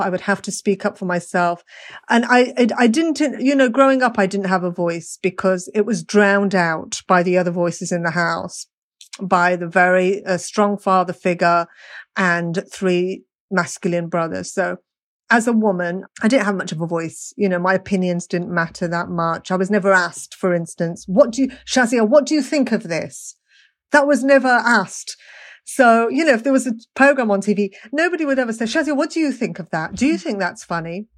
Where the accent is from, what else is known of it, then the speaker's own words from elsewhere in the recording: Birmingham, West Midlands, United Kingdom; I was brought up in Birmingham